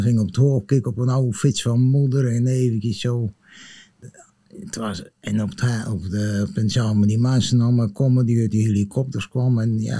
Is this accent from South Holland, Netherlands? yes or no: yes; Sommelsdijk, South Holland, Netherlands; In de Polderstraat 9, Sommelsdijk.